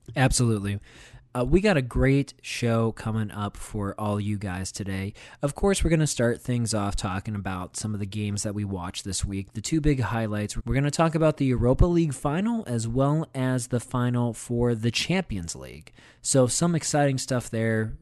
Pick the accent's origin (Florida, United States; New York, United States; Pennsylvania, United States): Pennsylvania, United States; moved away; my home state of Pennsylvania